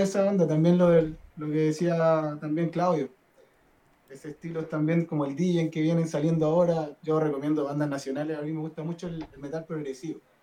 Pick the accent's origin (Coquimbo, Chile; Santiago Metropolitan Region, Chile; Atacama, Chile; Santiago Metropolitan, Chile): Atacama, Chile; Diego de Almagro; Yo nací en el norte, yo soy de Diego Almagro.